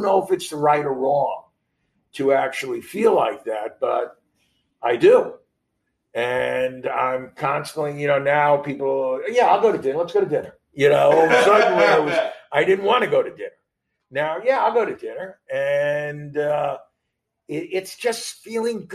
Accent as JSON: {"language": "English", "region": "New York", "country": "United States", "tie": "born or raised there", "said": "growing up in New York and playing New York high school baseball"}